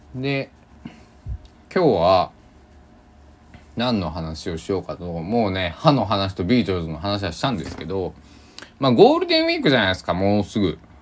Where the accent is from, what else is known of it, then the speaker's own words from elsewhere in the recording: Kochi, Japan; accent: Tosa dialect; now in Takamatsu, Japan; 生まれ育った高知県の太平洋と